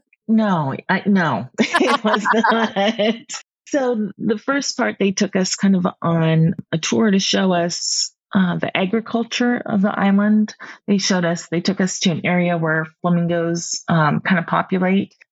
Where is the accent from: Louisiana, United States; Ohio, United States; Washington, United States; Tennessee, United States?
Washington, United States; Seattle; being born and raised in Seattle